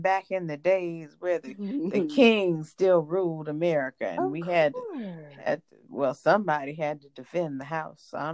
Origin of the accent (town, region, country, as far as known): North Carolina, United States